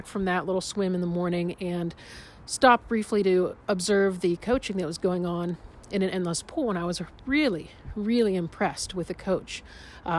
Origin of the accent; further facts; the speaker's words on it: Pittsburgh, Pennsylvania, United States; I'm from Pittsburgh.